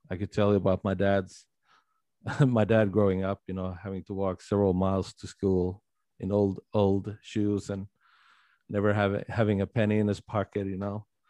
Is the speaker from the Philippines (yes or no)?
no; Sweden; living and growing up here in Little Sweden